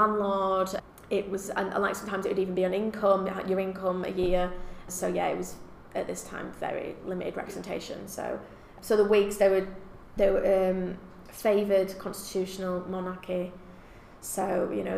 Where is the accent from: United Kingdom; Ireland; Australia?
United Kingdom; England; we are English